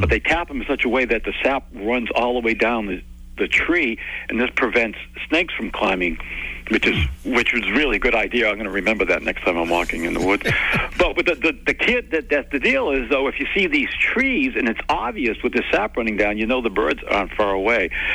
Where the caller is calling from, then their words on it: Sacramento, California, United States; I'm calling from Sacramento, California